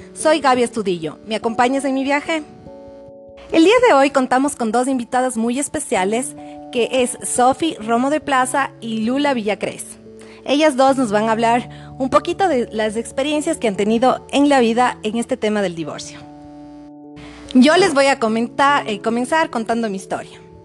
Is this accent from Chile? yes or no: no; Cuenca, Azuay, Ecuador; moved away as an adult; now in Quito, Ecuador; viví en Cuenca, que era mi ciudad natal